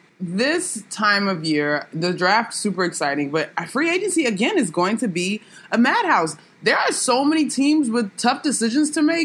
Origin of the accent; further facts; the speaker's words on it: Washington, District of Columbia, United States; God only knows what's going on in D.C., my hometown